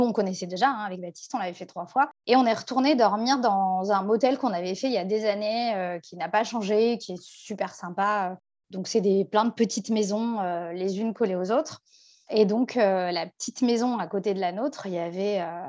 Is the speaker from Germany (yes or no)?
no; France; On vient de France